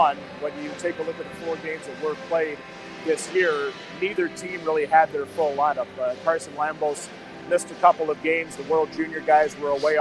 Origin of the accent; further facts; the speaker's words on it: Humboldt, Saskatchewan, Canada; Brad and I grew up together in Humboldt